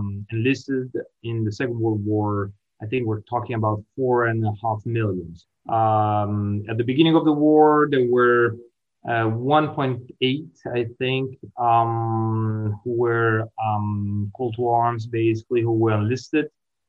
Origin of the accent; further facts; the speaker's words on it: Italy; moved away as an adult; now in Kingston, Canada; So I'm originally from Italy, even though now I work actually in Canada.